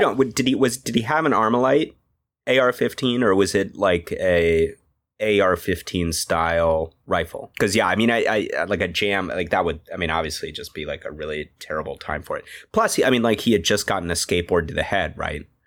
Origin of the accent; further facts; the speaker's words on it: United States; moved away; I'm a US citizen